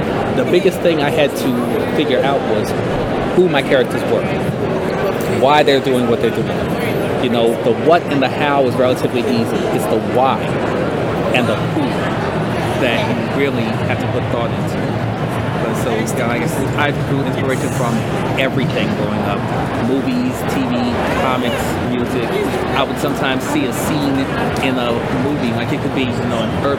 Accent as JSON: {"language": "English", "town": "Chicago", "region": "Illinois", "country": "United States", "moved": "yes", "lives_now": "Kansas City, United States", "said": "I'm originally from Chicago"}